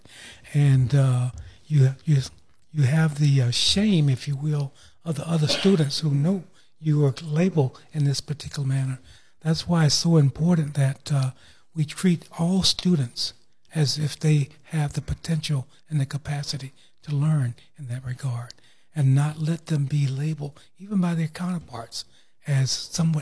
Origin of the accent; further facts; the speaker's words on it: Tallahassee, Florida, United States; I grew up here in Tallahassee on the south side in the Bond community